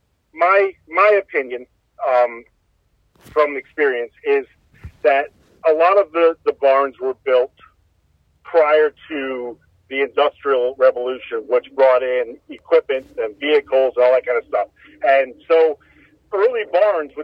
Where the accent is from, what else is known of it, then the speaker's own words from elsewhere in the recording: Holmes County, Ohio, United States; I grew up in Holmes County and, you know, grew up working on farms and all that.